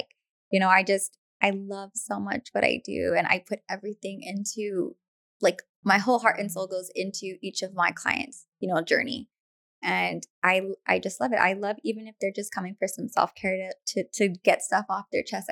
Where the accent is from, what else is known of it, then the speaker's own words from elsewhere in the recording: Hacienda Heights, California, United States; moved away; I grew up in Hacienda Heights